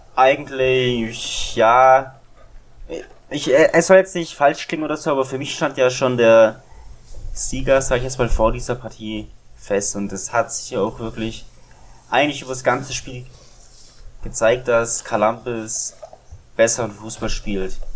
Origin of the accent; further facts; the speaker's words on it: Germany; Als Deutscher